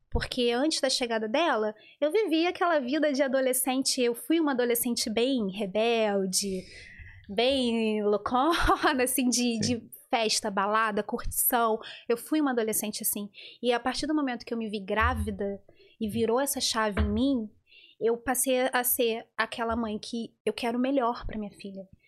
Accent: Rio de Janeiro, Brazil; moved away; Sim, eu fui mãe adolescente, fui mãe hum. com 19 anos no Rio de Janeiro.

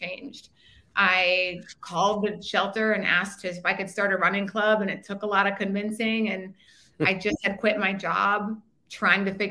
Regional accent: Bismarck, North Dakota, United States; moved away as an adult; also born or lived in Minnesota / Washington, D.C.; I am from Bismarck, North Dakota

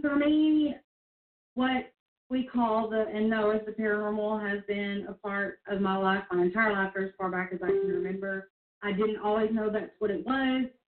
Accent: Northeast Mississippi, United States; in my hometown, there was like 700 people

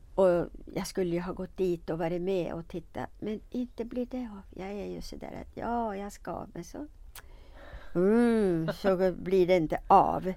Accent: Eskilstuna, Södermanland, Sweden; also born or lived in Stockholm; jag är född i Eskilstuna

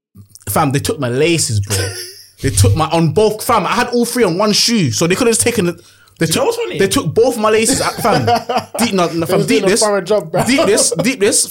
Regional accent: England, United Kingdom; we are English

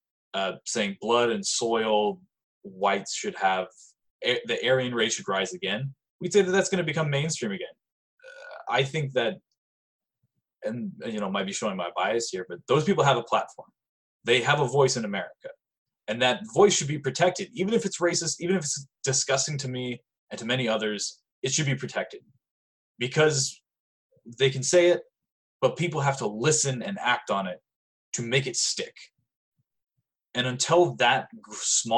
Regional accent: United States; I was fucking born here

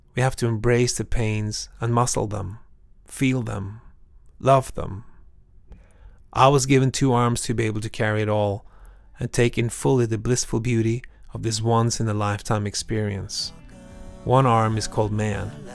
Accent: Norway; I'm from Norway.

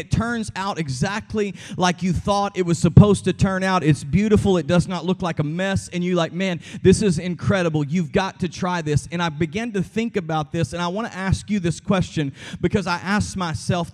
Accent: Texas, United States; I'm from Texas

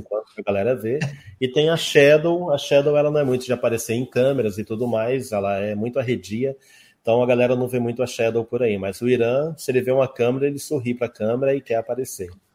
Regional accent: Rondônia, Brazil; also born or lived in Santa Helena, Paraná / Curitiba, Paraná / Ji-Paraná, Rondônia; eu vim para cá, eu tinha dois, três anos de idade, então eu cresci aqui. Hum. Eu sou rondoniense de coração

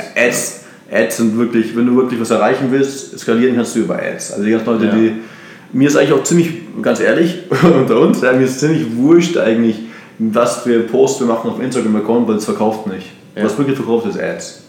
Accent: Munich, Bavaria, Germany; moved away as an adult; also born or lived in Brazil / United States / Austria; now in Barcelona, Spain; ich komme aus, aus München

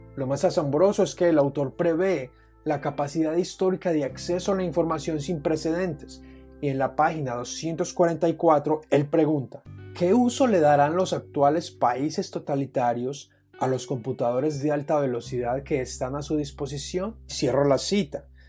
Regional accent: Colombia; mi país, Colombia

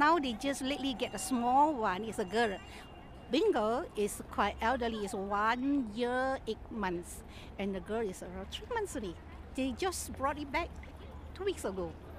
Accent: Malaysia; English is a second language; I'm a Chinese, I am a Malaysian Chinese, I have Chinese name.

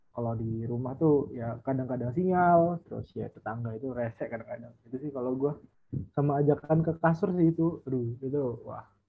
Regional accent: Central Lampung, Indonesia; now in Bandar Lampung, Indonesia; gue sendiri kebetulan asli Lampung, uh, cuman gue aslinya Lampung Tengah

